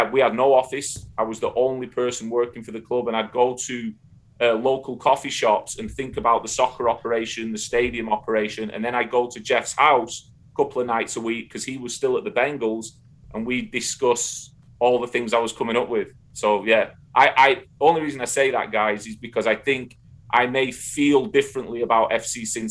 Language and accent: English; Darwen, North West England, United Kingdom; moved away as an adult; now in United States; growing up in Northern England, I mean, where Darwin is, Blackburn is, you know, within 40 miles radius of my hometown